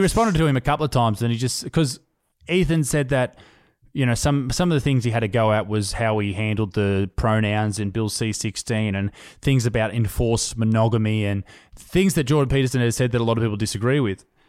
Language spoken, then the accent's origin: English; Australia; We are we are Australian